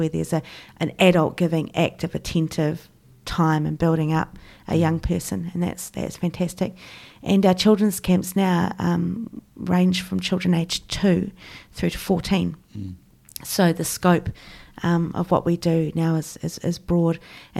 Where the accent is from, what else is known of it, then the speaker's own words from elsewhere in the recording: Christchurch, Canterbury, New Zealand; So I grew up in Christchurch in your fairly typical mainstream European English kind of setting.